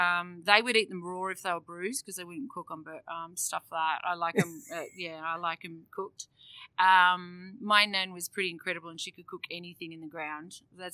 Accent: Geraldton, Western Australia, Australia; I'm a Yamaji Noongar woman, so we're from the Western Australia, over in Geraldton, Amungu country.

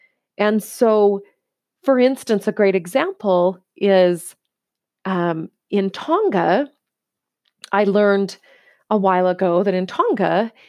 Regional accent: United States; because in the culture I was raised in the United States and where I lived and the environment I grew up in, it was all about the thinner, the better.

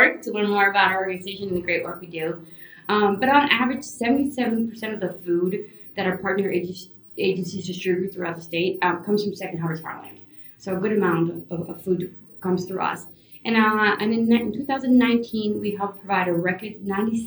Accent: California, United States; also born or lived in Caracas, Venezuela; Moving to California was really different

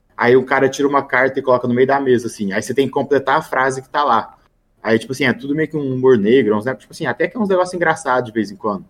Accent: Brazil; now in Florida, United States; sou brasileiro

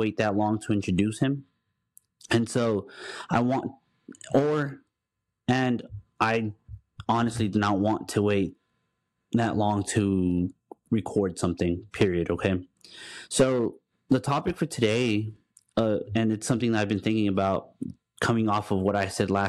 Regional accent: Dallas, Texas, United States; also born or lived in Houston, Texas; I'm from Dallas, but once I married my wife, I moved down to Houston

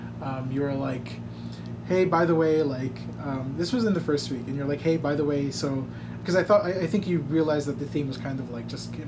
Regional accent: Dubai, United Arab Emirates; also born or lived in United States; now in Philippines; I guess I was born here. I grew up in Dubai, though. Went to States and went to the States for college. Went back to Dubai, and then moved back here.

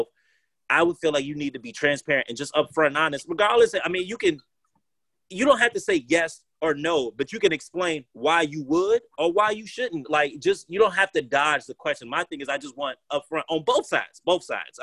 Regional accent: United States; as us American people

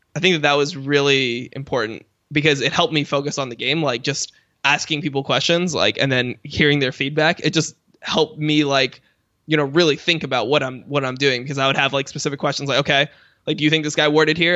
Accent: Miami, Florida, United States; where I grew up, 'cause I was, I was from Miami

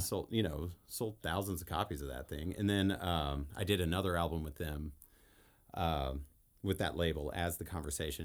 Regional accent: El Paso, Texas, United States; I grew up in El Paso. Texas.

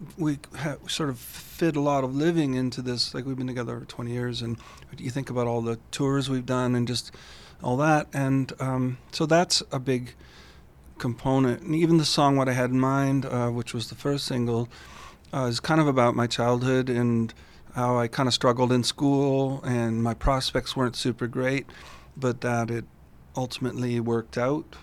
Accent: St. Catharines, Ontario, Canada; also born or lived in Toronto; now in Stratford, Canada; that's my hometown

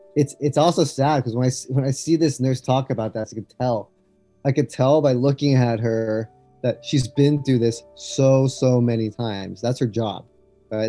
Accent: Los Angeles, California, United States; moved away as an adult; also born or lived in Berkeley, United States / China; I grew up in Los Angeles, and I moved to China in 2010

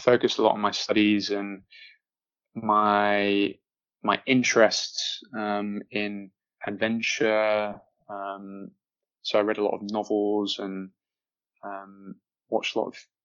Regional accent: Manchester, North West England, United Kingdom; I grew up in Manchester, had a pretty stable and normal and happy upbringing

